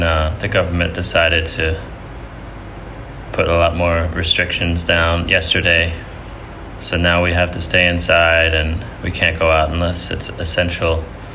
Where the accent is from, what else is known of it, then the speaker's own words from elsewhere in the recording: Kinderhook, New York, United States; I grew up upstate New York in the Hudson Valley at a place called Kinderhook.